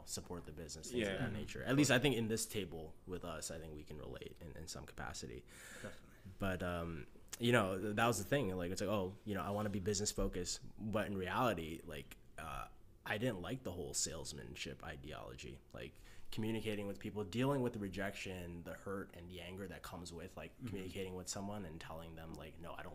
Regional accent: Chicago, Illinois, United States; born and raised in Chicago

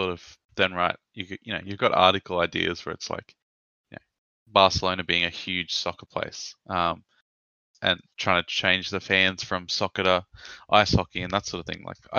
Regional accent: Australia; I'm Australian

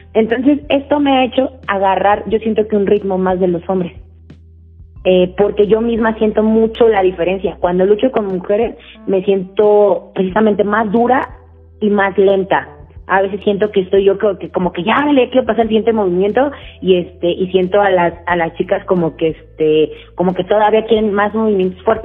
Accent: Mexico; nosotros mismos como mexicanos

